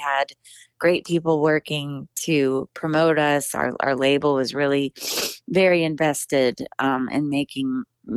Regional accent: Hill Country, South Texas, United States; I grew up in South Texas in the hill country

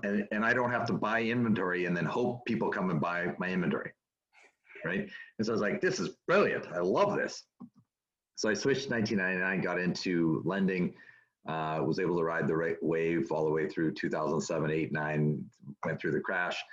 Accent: Canada; moved away as an adult; also born or lived in United States; now in California, United States; born and raised in Canada, moved to the United States in 1999

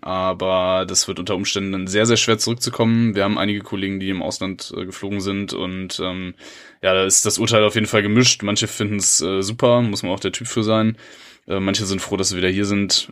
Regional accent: Germany; als Deutscher

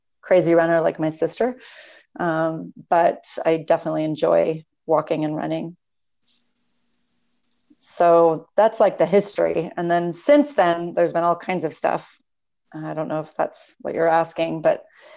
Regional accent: Los Angeles, California, United States; now in Las Vegas, United States; I grew up in Los Angeles on the beach

